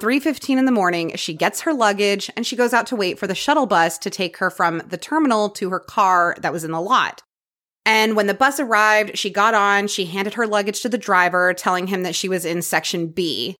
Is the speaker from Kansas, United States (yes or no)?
no; Houston, Texas, United States; I grew up in Clear Lake, which is a master planned community in Houston, Texas, about halfway between Galveston and downtown Houston.